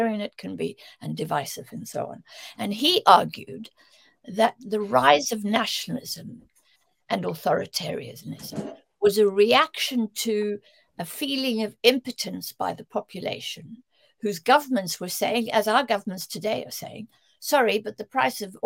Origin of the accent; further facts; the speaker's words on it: South Africa; moved away; I grew up in South Africa where, you know, 9/10 of the population had no access to democratic vote